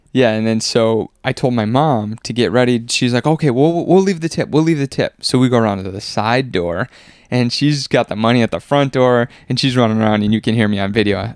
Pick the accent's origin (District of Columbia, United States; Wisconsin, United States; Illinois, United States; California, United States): Wisconsin, United States; moved away; growing up in Wisconsin